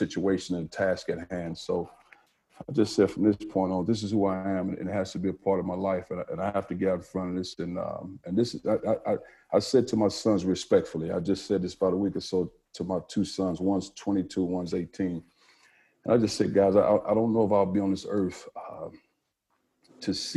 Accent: East St. Louis, Illinois, United States; I grew up in East St. Louis, Illinois

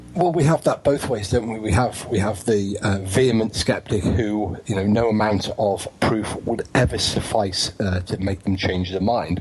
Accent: United Kingdom

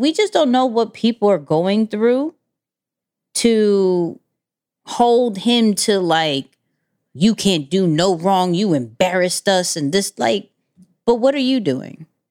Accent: New York, United States; I'm a New Yorker

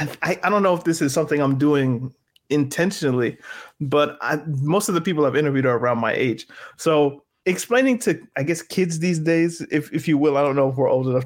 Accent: Canada; But as a Canadian, I was like, of course, I'm a Toronto fan.

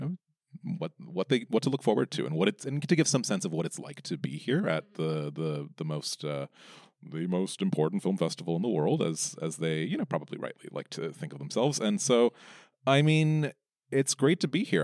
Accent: United States; I am, like, the only one, apart from the other few Americans

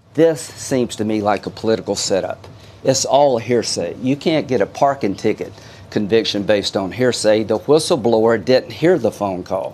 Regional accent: Canada; moved away as an adult; now in United States; I'm from Canada

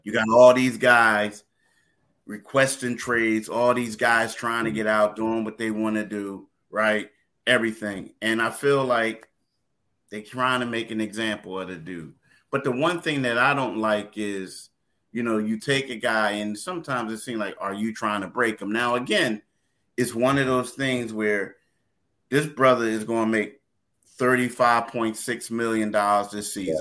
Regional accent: Philadelphia, Pennsylvania, United States; also born or lived in Myrtle Beach; John and I are both from Philly. I grew up in Frankfort.

